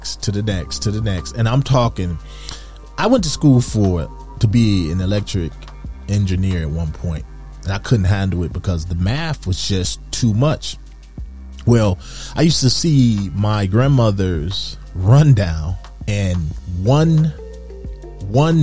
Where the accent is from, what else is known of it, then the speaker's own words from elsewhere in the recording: Detroit, Michigan, United States; I grew up in Detroit, Michigan